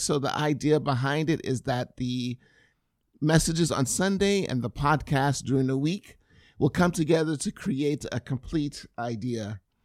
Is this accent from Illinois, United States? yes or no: no; California, United States; I'm I'm from California.